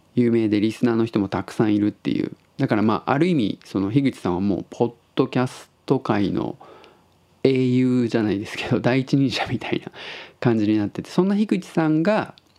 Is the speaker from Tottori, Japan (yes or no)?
yes; Tottori, Japan; now in Osaka, Japan; 僕が鳥取生まれ